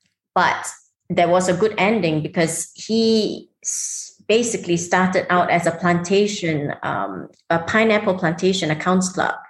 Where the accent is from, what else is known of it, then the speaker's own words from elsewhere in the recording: Singapore; now in Dubai, United Arab Emirates; I mean, I'm Singaporean. I lived in Singapore.